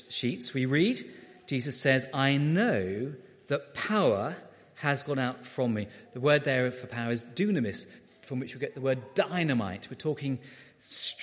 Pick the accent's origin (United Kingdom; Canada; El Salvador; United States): United Kingdom; Beckenham, London; I was a boy growing up in Beckenham in South London